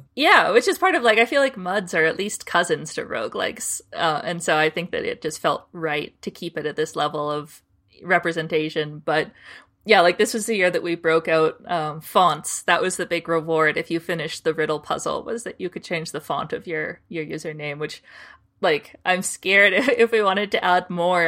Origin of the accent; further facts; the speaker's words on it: Canada; I'm from Canada